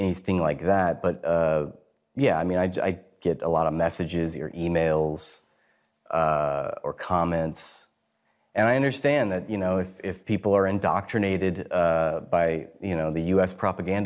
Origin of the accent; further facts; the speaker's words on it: United States; also born or lived in New York; I come from the United States.